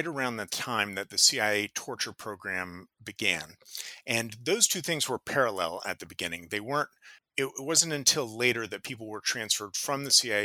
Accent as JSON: {"language": "English", "country": "United States", "said": "I am an American"}